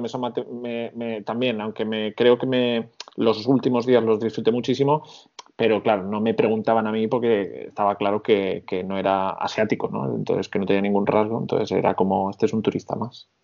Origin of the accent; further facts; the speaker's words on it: Barcelona, Catalonia, Spain; moved away as an adult; yo soy de Barcelona